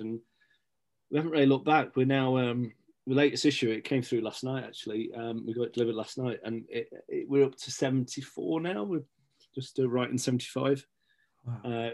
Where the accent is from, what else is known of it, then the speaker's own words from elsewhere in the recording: Stapleford, East Midlands, United Kingdom; also born or lived in Scotland; now in Beeston, United Kingdom; I was born in Scotland, but grew up in Stapleford.